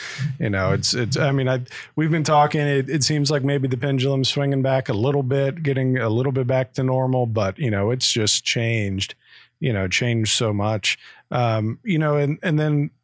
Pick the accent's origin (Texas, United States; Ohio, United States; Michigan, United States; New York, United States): Ohio, United States; Croton; we're from the Croton, Ohio area, northeast of Columbus, and definitely more rural